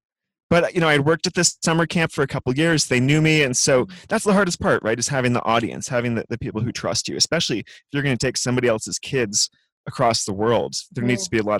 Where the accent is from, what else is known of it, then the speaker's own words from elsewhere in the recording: California, United States; I grew up in California